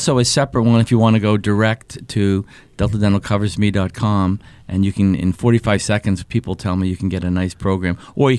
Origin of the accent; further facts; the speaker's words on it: Weston, Massachusetts, United States; when I was growing up in Weston, Mass.